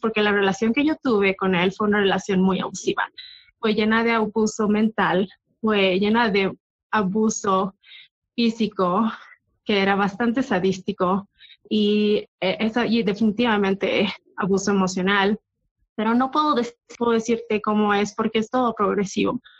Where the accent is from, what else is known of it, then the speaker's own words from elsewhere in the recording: Bolivia; moved away; donde crecí en Bolivia